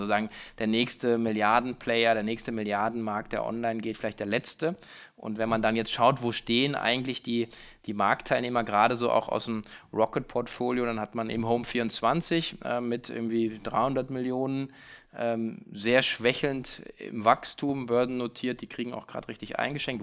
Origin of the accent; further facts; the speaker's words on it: Hanover, Lower Saxony, Germany; Ich bin heute hier in meiner Heimatstadt in Hannover